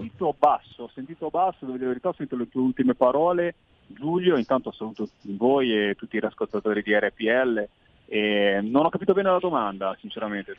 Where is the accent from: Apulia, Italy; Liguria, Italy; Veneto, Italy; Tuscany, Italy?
Liguria, Italy; io lo parlo da Ligure